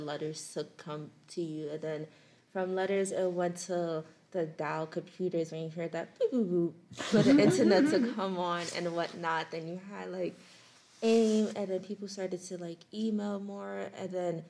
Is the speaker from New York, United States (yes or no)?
yes; New York City, New York, United States; I'm from New York City, the Bronx specifically.